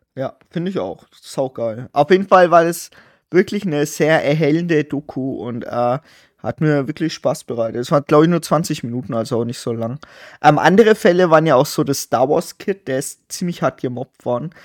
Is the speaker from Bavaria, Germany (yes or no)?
yes; Bavaria, Germany; Wir, also wir sind halt auch noch in Bayern zur Schule gegangen